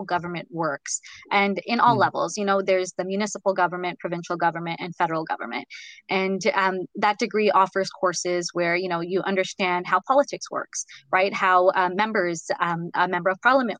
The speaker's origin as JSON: {"language": "English", "town": "Ottawa", "region": "Ontario", "country": "Canada", "tie": "born or raised there", "moved": "as an adult", "lives_now": "United States", "said": "I'm from Ottawa"}